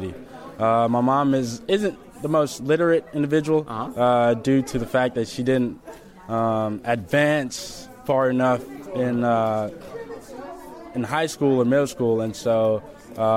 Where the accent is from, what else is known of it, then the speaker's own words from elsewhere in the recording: Memphis, Tennessee, United States; also born or lived in Kenya; I grew up in the United States, and so I've become accustomed to the American way of life.